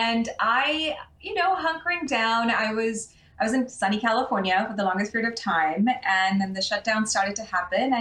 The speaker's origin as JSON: {"language": "English", "country": "Pakistan", "tie": "born or raised there", "moved": "yes", "said": "when I was a kid growing up in Pakistan"}